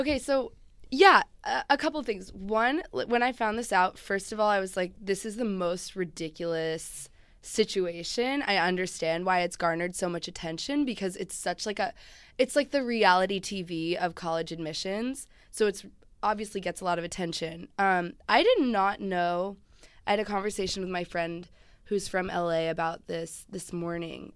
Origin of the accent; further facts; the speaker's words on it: Chapel Hill, North Carolina, United States; I grew up in Chapel Hill, North Carolina